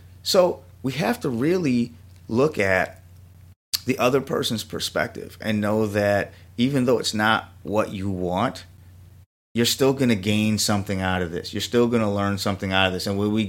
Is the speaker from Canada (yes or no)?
no; Jamaica; You know, I'm Jamaican. I'm a meatosaurus.